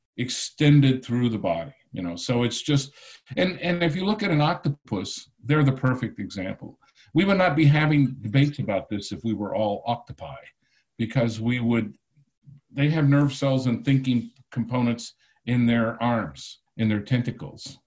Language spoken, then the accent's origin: English; Texas, United States; growing up in Texas.